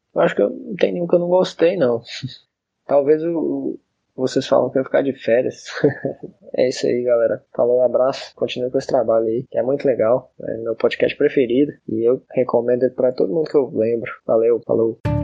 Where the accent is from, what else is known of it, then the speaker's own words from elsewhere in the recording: Montes Claros, Minas Gerais, Brazil; sou da cidade de Montes Claros, que fica no norte de Minas Gerais